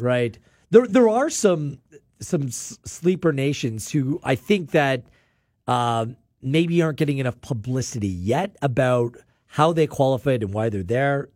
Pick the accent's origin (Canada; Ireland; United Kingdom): Canada; I'm Canadian first